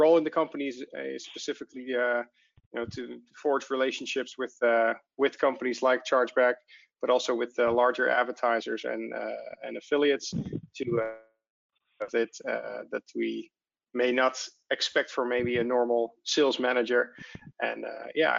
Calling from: Amsterdam, North Holland, Netherlands; I'm calling in from Amsterdam, the Netherlands, where Advidi is based

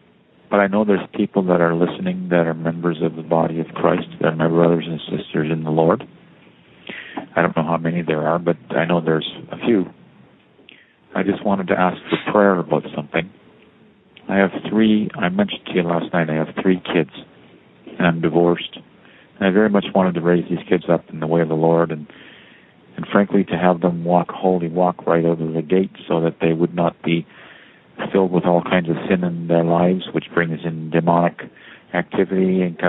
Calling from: Toronto, Ontario, Canada; I'm calling from Toronto.

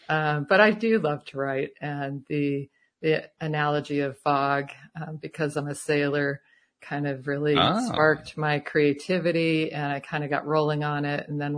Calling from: Tucson, Arizona, United States; Tucson, Arizona.

